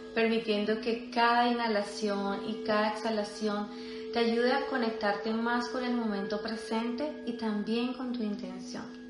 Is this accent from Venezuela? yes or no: no; Colombia; yo soy colombiana